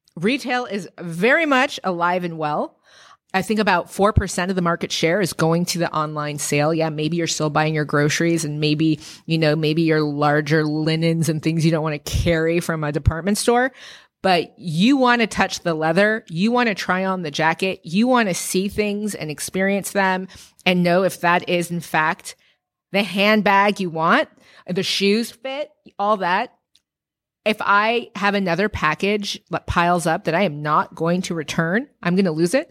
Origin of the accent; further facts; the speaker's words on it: San Francisco, California, United States; growing up in San Francisco